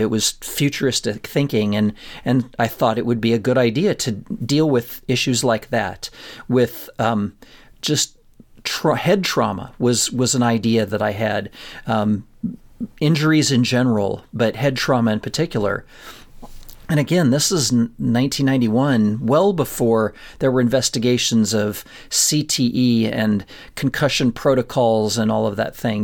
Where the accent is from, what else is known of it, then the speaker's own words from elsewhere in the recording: Colorado, United States; I grew up in Colorado, in a little town in Colorado